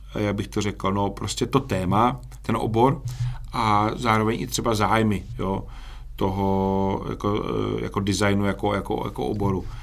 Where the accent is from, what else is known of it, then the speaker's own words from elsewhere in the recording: Czechia; my si podle mě obecně jako Češi